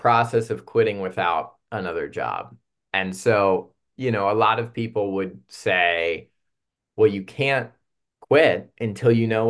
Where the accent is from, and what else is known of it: Columbus, Ohio, United States